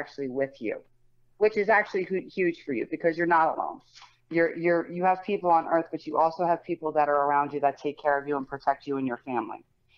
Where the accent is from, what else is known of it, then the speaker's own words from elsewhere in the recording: Colts Neck, New Jersey, United States; I grew up in Colts.